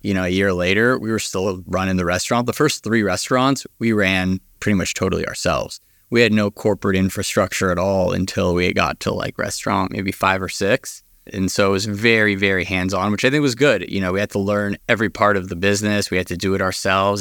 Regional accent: Los Angeles, California, United States; I grew up here in Los Angeles

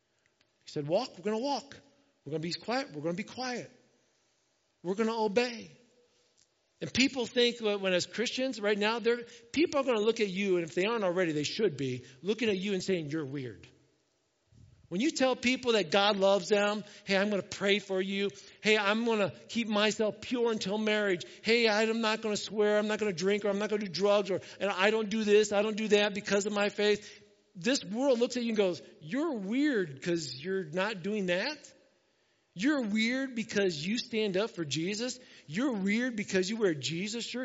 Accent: Indiana, United States; now in Ohio, United States; I grew up in Indiana, which means I grew up watching IU basketball

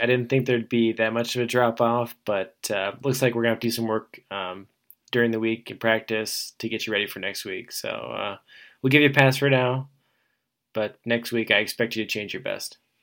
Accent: Iowa, United States; growing up in Iowa

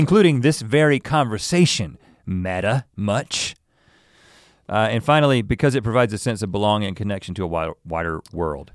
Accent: the South, United States; I'm from the South

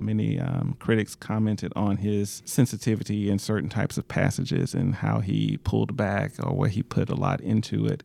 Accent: Shreveport, Louisiana, United States; I'm originally from Shreveport, Louisiana, a proud Louisiana native.

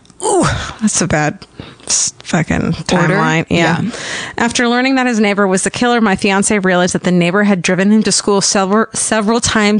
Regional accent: Orange County, Southern California, United States; when I grew up in Orange County in Southern California

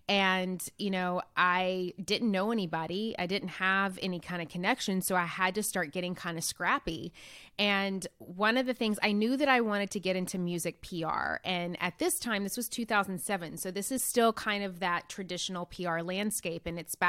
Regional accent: Nashville, Tennessee, United States; I'm from Nashville, Tennessee, actually originally from a really small town in Tennessee, and come from just a very blue collar working family.

